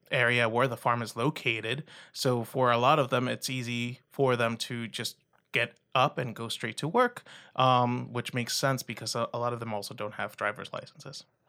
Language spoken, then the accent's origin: English; Rio Grande Valley, South Texas, United States; also born or lived in Iowa / Minnesota; I'm originally from South Texas in the Rio Grande Valley, close to the border with Mexico